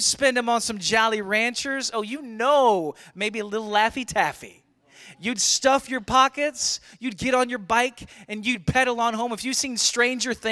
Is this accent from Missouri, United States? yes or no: yes; St. Louis, Missouri, United States; growing up in St. Louis in the 80s